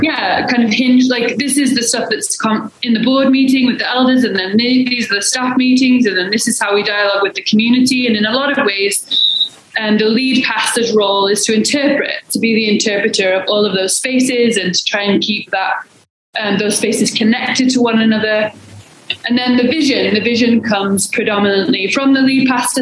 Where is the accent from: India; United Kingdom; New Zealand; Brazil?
United Kingdom; England; also born or lived in Portland, Oregon; now in Salt Lake City, United States; I'm originally from England, but moved to Salt Lake City, um, in 2014